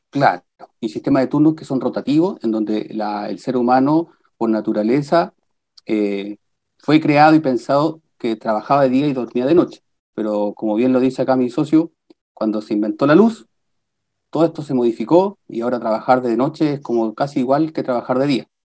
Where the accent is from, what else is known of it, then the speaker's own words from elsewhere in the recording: Copiapó, Atacama, Chile; also born or lived in La Serena / Valparaíso / Viña del Mar / Peru; now in Rancagua, Chile; yo soy de La Serena. Estuve un poco tiempo viviendo en La Serena. Después, por temas laborales de mi papá, toda la infancia en Copiapó.